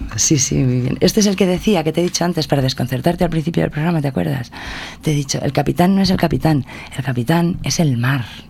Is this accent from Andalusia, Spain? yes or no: no; Valencian Community, Spain; una vez hecha toda la promoción de mi tierra